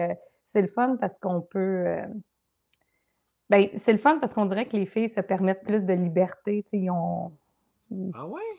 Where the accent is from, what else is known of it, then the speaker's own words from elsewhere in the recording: Gatineau, Quebec, Canada; Je viens de Gatineau.